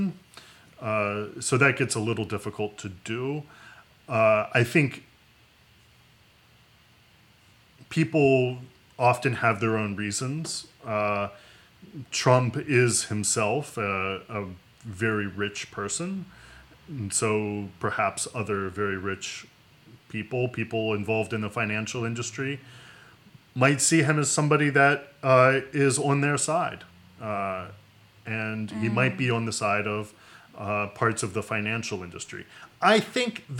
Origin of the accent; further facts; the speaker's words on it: West Virginia, United States; my home state, a lot of people worked in coal mining